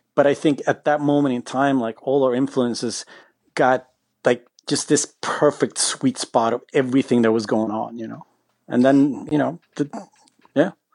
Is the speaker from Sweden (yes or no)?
yes; Sweden; we're from Sweden